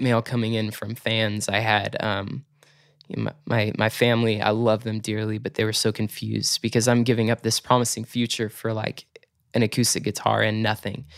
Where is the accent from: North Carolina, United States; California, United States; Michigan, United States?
California, United States; Chico; also born or lived in Torrance, California; Chico, California, honestly, that's home for me. Like, I call Chico my hometown